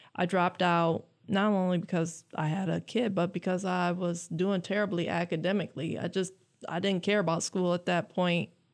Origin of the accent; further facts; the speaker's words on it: Lansing, Michigan, United States; I am from Lansing. I graduated from J W Sexton. I grew up on the West Side